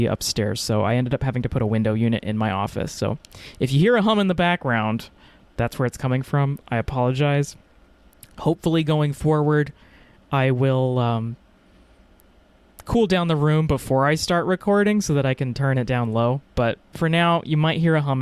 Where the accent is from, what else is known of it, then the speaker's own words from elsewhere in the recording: Texas, United States; I'm from Texas.